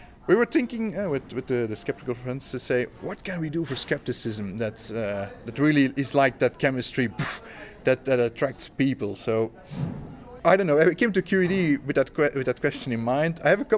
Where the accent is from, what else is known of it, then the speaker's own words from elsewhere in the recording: Beauvachain, Wallonia, Belgium; It's a town of Beauvachain.